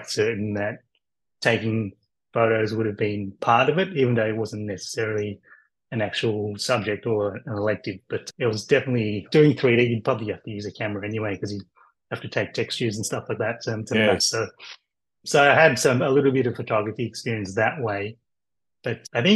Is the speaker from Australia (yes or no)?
yes; Melbourne, Victoria, Australia; I'm from Melbourne, Australia